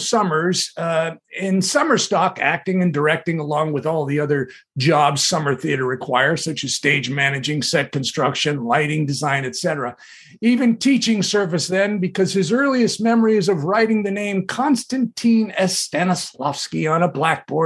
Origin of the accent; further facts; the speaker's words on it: Southern California, United States; a Southern California beach bum raised in the 60s